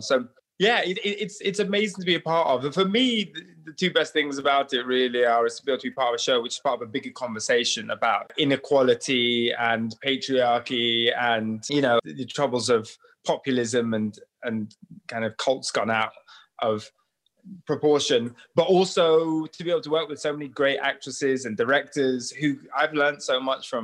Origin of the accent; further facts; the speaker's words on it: Nigeria; I come from Nigeria, so many different ethnic groups and traditions, religions